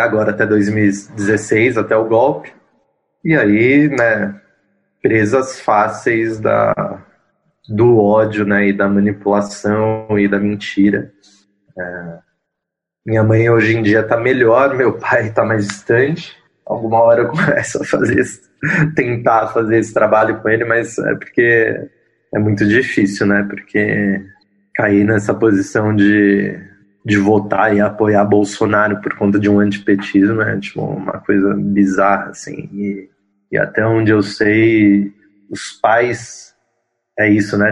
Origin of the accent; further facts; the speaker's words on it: São Paulo, Brazil; Eu sou um paulistano, nascido e criado em São Paulo, sou da Zona Leste, Vila Formosa